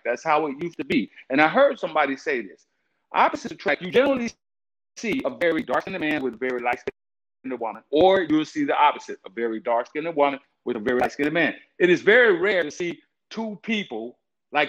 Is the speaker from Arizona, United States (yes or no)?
no; Southern California, United States; I grew up in Southern California